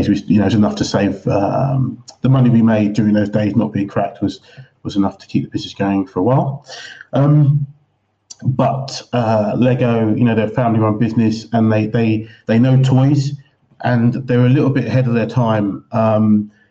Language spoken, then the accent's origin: English; England, United Kingdom; moved away as an adult; Growing up in England